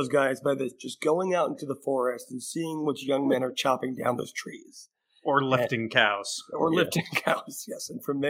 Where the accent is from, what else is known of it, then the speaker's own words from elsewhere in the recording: New Jersey, United States; Against my home state team, Greg Schiano and the Scarlet Knights of Rutgers.